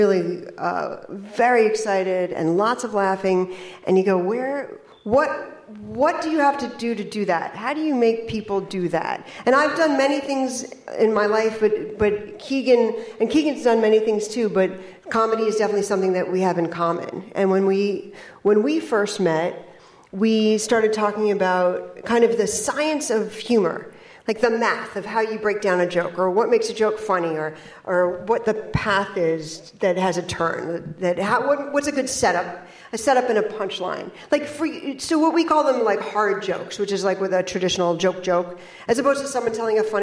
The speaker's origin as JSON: {"language": "English", "town": "New York City", "region": "New York", "country": "United States", "tie": "born or raised there", "said": "I grew up in and around New York City"}